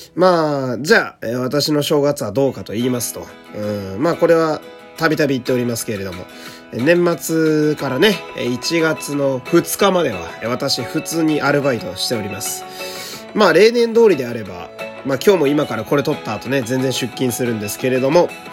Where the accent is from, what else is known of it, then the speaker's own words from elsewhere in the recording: Fukui, Japan; now in Tokyo, Japan; 昔、地元福井にいた